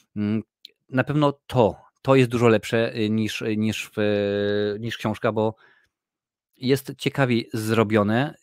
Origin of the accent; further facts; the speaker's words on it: Tarnów, Lesser Poland, Poland; now in Ireland; ja pochodzę z Tarnowa, który jest małym miastem